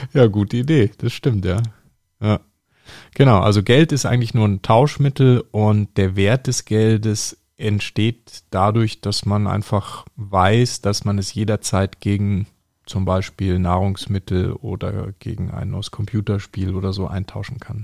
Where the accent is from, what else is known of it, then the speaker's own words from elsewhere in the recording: North Rhine-Westphalia, Germany; mein Heimatbundesland, nämlich ähm, Nordrhein-Westfalen. Da komme ich ja her